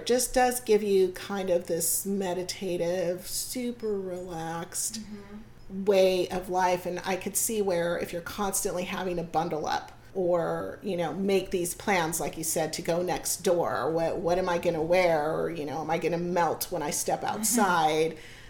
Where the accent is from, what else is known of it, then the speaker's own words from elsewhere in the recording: South Bay, California, United States; I grew up in the South Bay